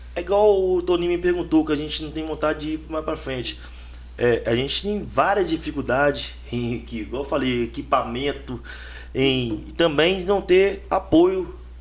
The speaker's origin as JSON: {"language": "Portuguese", "country": "Brazil", "tie": "born or raised there", "said": "eu moro em São Geraldo, mas fui criado no Pacheco"}